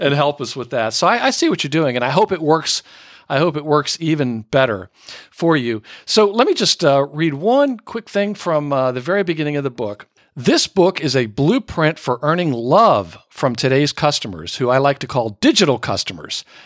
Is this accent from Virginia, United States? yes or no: yes; Northern Virginia, United States; moved away; also born or lived in Manhattan; as a kid growing up in Northern Virginia